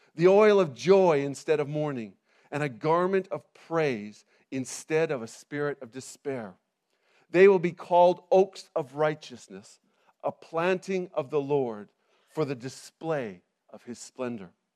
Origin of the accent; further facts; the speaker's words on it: Canada; moved away as an adult; now in England, United Kingdom; I'm originally from Canada, and we, we moved to England twelve years ago